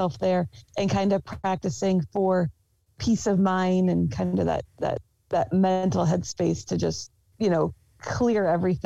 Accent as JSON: {"language": "English", "region": "New England", "country": "United States", "tie": "born or raised there", "moved": "yes", "said": "I grew up in New England"}